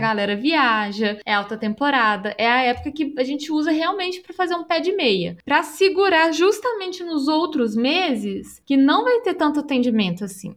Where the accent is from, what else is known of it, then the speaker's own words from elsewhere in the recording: Belo Horizonte, Minas Gerais, Brazil; Eu sou de Belo Horizonte e tenho 34 anos